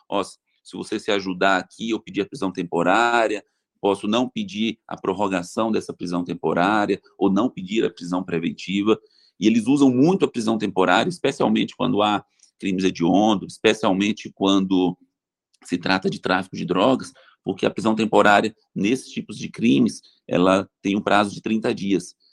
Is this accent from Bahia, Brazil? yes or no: yes; Bahia, Brazil; moved away as an adult; now in São José do Rio Preto, Brazil; Eu vim da Bahia para fazer faculdade em São José do Rio Preto